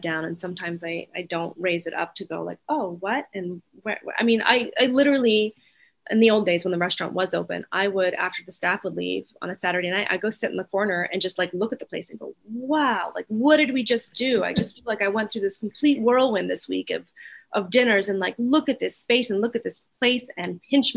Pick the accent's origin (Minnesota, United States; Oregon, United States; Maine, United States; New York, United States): Maine, United States; Freedom; my hometown of the middle of nowhere